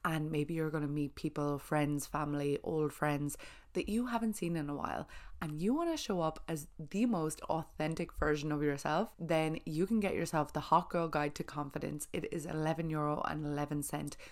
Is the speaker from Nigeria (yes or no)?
no; Ireland; being Irish